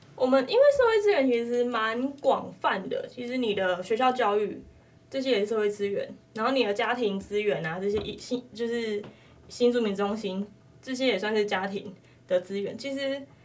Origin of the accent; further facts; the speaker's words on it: Taiwan; 因为在那段期间我们都没有回去啊，我们都在台湾